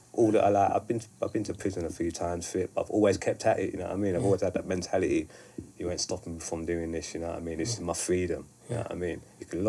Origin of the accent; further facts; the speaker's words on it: London, United Kingdom; I was from South London, like, not many people from my estate really wrote.